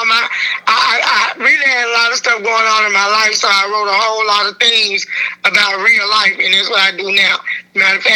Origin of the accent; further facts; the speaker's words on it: Memphis, Tennessee, United States; I'm from Westwood. Westwood, but then you know Memphis is all Memphis